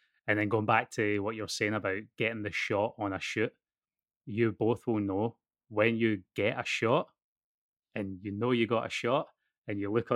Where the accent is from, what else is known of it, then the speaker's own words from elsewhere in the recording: Scotland, United Kingdom; accent: Scottish; moved away as an adult; also born or lived in Los Angeles; now in Australia; growing up in Scotland